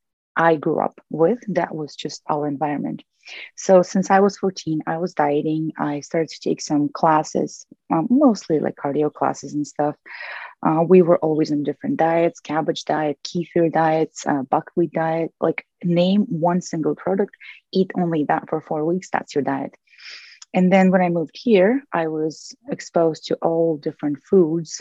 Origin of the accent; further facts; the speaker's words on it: Russia; moved away as an adult; now in United States; So I moved to the US from Russia when I was 21.